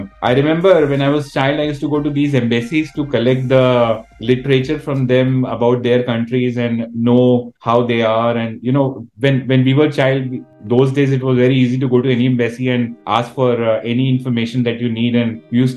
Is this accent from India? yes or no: yes; India; being an Indian